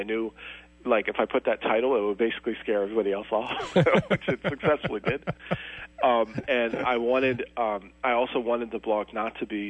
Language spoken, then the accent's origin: English; Philadelphia, Pennsylvania, United States; where I grew up in Philadelphia